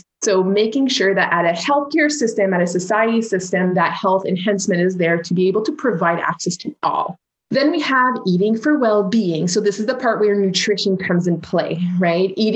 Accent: Canada; So I'm French Canadian

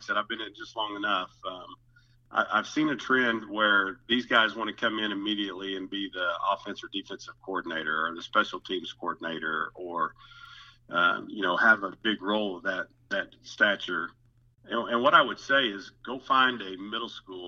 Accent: Spiro, Oklahoma, United States; was fortunate to get hired back in my hometown of Spiro, Oklahoma

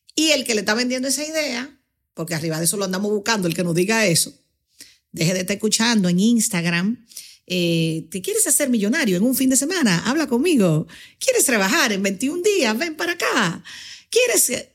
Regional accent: Dominican Republic; yo soy una eh, em, embajadora del mundo que nació en Dominicana.

